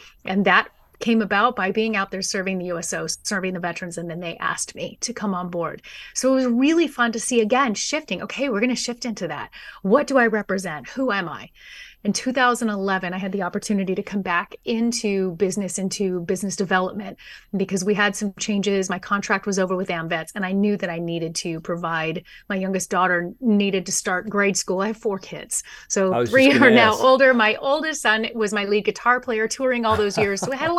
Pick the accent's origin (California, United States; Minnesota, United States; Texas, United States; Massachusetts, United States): California, United States; San Dimas; I was born and raised in San Dimas, but San Diego's been home now for about 12 years.